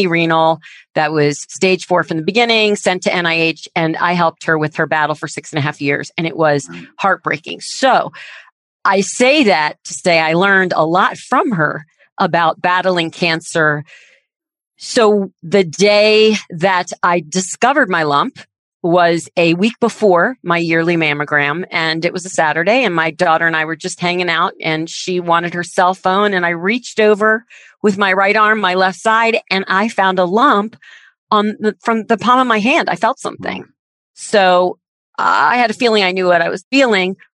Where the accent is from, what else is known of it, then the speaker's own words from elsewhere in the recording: Washington, District of Columbia, United States; I am one of 3 girls born and raised in Washington, D.C.